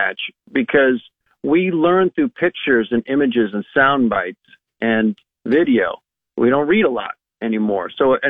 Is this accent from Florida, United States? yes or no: no; Lincoln, Nebraska, United States; Also, because I grew up in Lincoln, I never heard of volleyball growing up.